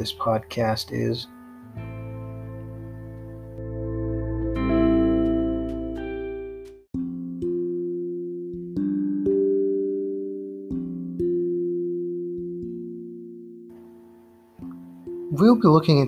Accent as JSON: {"language": "English", "country": "Pakistan", "said": "my home country, Pakistan"}